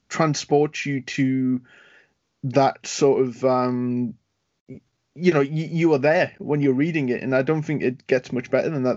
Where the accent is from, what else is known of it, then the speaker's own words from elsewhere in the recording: United Kingdom; being a Brit